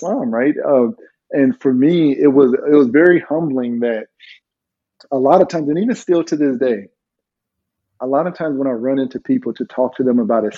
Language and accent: English; California, United States; moved away as an adult; also born or lived in Washington State; growing up in California